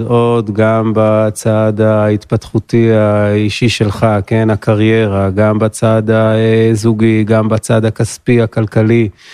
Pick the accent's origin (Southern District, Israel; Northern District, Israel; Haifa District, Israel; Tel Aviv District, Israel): Tel Aviv District, Israel; Ramat Gan; moved away as an adult; now in Golan Heights; נולדתי ברמת גן, 37 עוד מעט, בגולן 12 שנים.